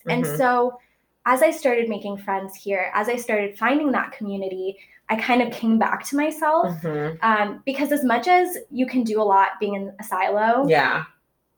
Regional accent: San Diego, California, United States; moved away as an adult; also born or lived in Seattle; I grew up in San Diego. Went to college in San Diego, and that's where I'm from

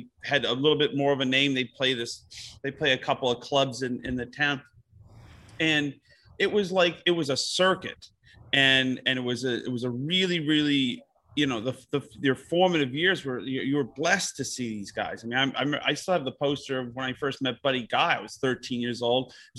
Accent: Utica, New York, United States; I come from a town called Utica, New York, which is kind of the same population, a little less than 100,000

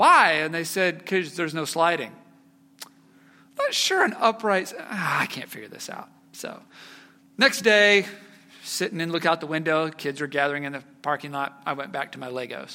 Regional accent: Lee's Summit, Missouri, United States; also born or lived in Texas; 9 years old when I came to live with all of you here in Lee Summit. Moved here from Texas

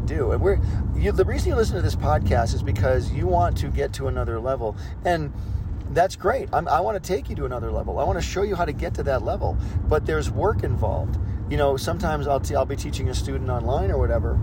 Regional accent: California, United States; we're from California

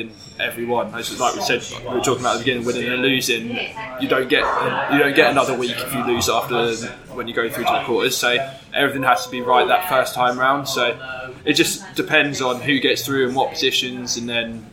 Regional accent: Newmarket, East of England, United Kingdom; I grew up in Newmarket

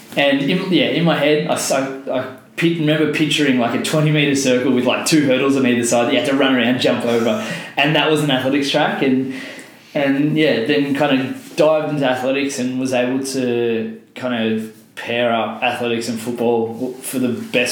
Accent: Carrum Downs, Victoria, Australia; also born or lived in Pearcedale, Victoria; growing up in Carrum Downs, moving to Piercedale, going to Frankston High, like we're in a fairly underverse culture down here.

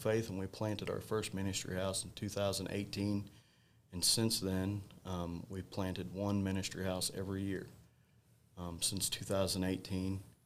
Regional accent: Mountain Grove, Missouri, United States; go back to Mountain Grove, my hometown

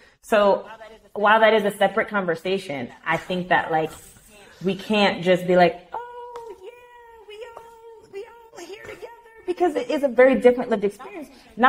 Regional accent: New York City, New York, United States; But growing up in Brooklyn...

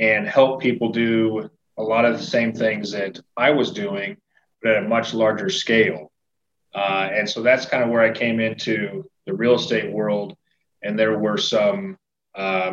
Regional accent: Nebraska, United States; now in Missouri, United States; I grew up in the Midwest, in Nebraska. Moved to Missouri

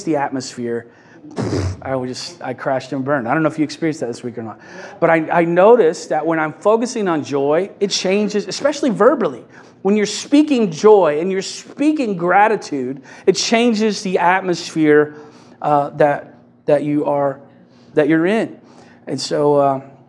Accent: Kentucky, United States; I'm from Kentucky

